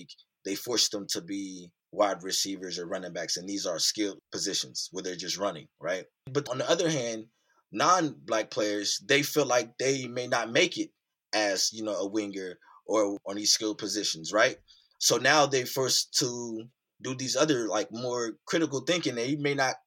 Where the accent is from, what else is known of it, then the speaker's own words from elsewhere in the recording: Youngstown, Ohio, United States; I grew up in Youngstown, Ohio, which is Northeast Ohio, USA